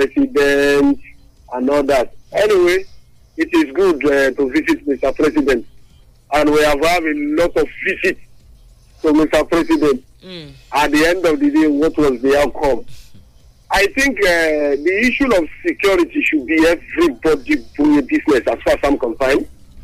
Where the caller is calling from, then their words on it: Lagos, Nigeria; I'm calling you from Ojoduveda, Ojodu Abiodu.